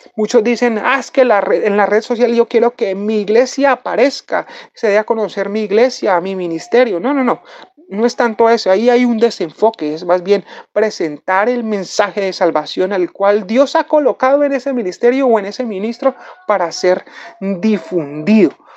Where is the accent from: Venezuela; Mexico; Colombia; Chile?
Colombia; nosotros como latinos y como colombianos